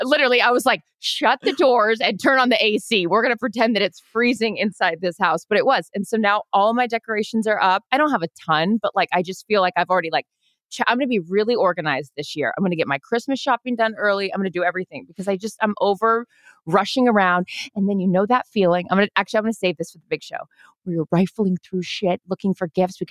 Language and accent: English; Seattle, Washington, United States; growing up in Seattle, it was like half the house of my house was Washington Huskies and half of them were Cougars